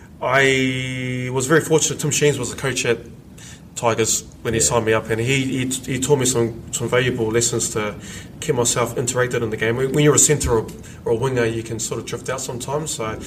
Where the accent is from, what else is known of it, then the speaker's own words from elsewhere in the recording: Wainuiomata, Wellington, New Zealand; My hometown is called Wanui Omata.